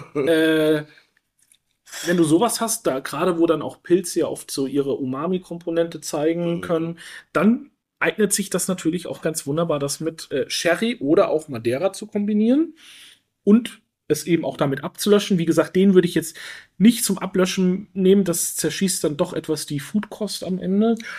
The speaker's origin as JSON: {"language": "German", "area": "Rhön, Franconia", "region": "Bavaria", "country": "Germany", "tie": "born or raised there", "said": "also ich komme ja aus einer sehr ländlichen Region. Wir waren früher wirklich viel im Wald unterwegs mit meinen Eltern, mit meinen Großeltern."}